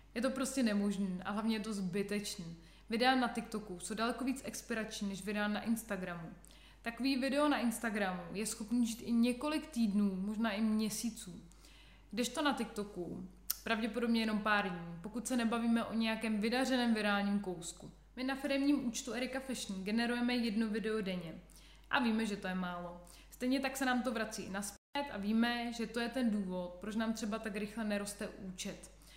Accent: Czechia; u nás v Čechách

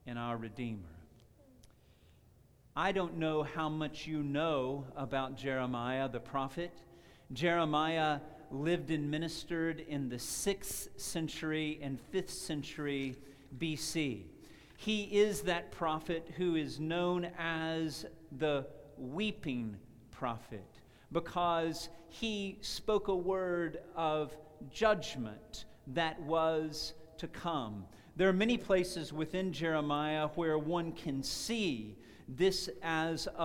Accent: Texas, United States; I'm a Texan

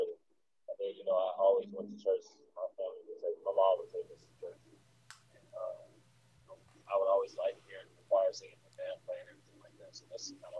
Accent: Mississippi, United States; also born or lived in Germany; That's where I've spent the majority of my life. I wasn't born here, but I spent the majority of my life

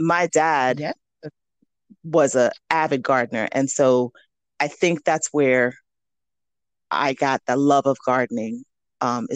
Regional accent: New York City, New York, United States; So I grew up in New York City and went to school for my master's and my doctorate in New York City.

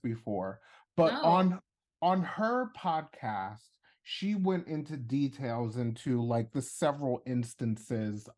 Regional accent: Long Island, New York, United States; I'm from New York. I'm from Long Island

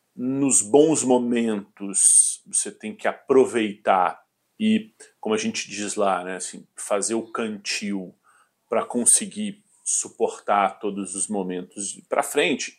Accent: Belo Horizonte, Minas Gerais, Brazil; also born or lived in Porto Alegre, Rio Grande do Sul / Rio de Janeiro / England / São Paulo; sou mineiro de adoção, é. É, nascido em Porto Alegre, na verdade. Ah, sou gaúcho, é, a família toda é gaúcha. É, antes de vir para Belo Horizonte, eu morei no Rio de Janeiro por cinco anos

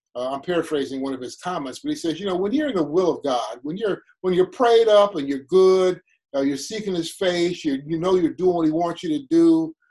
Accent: Cleveland, Ohio, United States; also born or lived in Chicago; I grew up on 80th and Cedar, 80th off of Cedar in what's now called Fairfax.

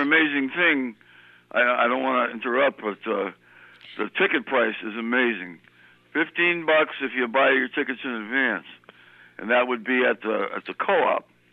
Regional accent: New Britain, Connecticut, United States; I'm from New Britain.

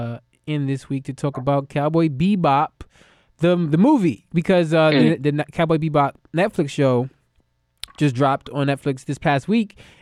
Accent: United States; I'm an American

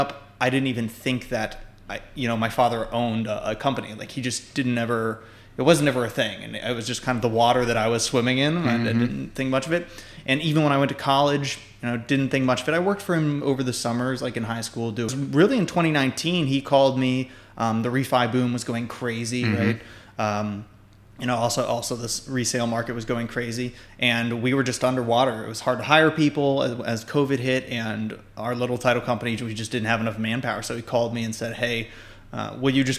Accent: Northern Virginia, United States; also born or lived in San Francisco, California; I am from the Northern Virginia area. I was born in Fairfax County Hospital. I lived just south of that my whole life

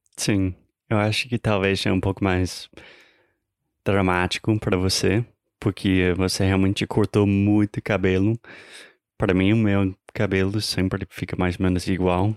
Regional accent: United States; Portuguese is a second language; I'm an American learning Brazilian Portuguese

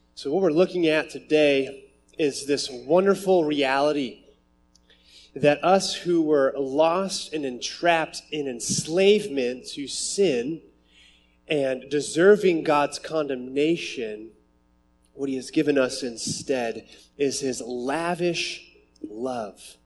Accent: Phoenix, Arizona, United States; I grew up in Phoenix

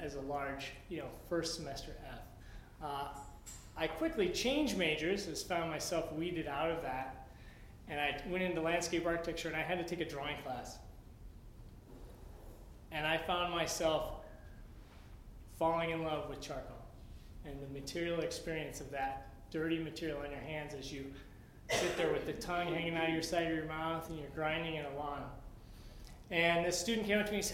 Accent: Nevada, Iowa, United States; moved away as an adult; now in Menomonie, United States; I grew up in Iowa. Very small town, 5,000 people, called Nevada, Iowa, spelled Nevada.

